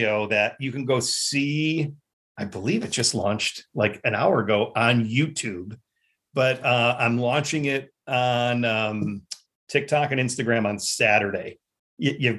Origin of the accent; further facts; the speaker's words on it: Chicago, Illinois, United States; also born or lived in New York; I grew up right in Chicago, but right next to like Norridge and Schiller Park.